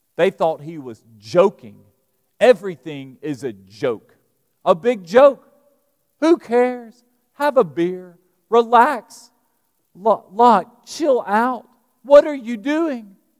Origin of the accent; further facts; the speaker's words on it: Alabama, United States; moved away as an adult; also born or lived in New Orleans / Georgia; now in Lexington, Kentucky, United States; I was raised in Alabama. I grew up preaching in rural country Alabama churches.